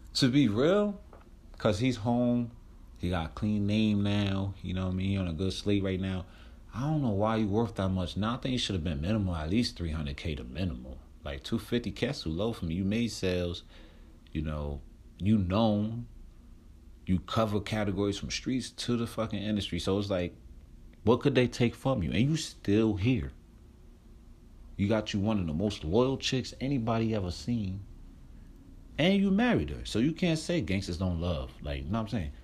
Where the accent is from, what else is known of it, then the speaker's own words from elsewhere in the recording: New Jersey, United States; moved away; I'm from Jersey